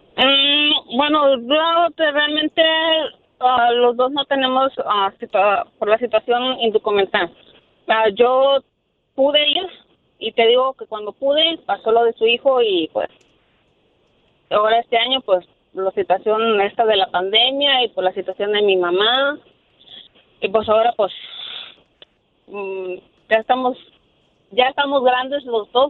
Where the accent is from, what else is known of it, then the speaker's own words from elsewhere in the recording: Matamoros, Tamaulipas, Mexico; now in Brownsville, United States; soy de Brosville pero soy originaria de Matamoros, Tamaulipas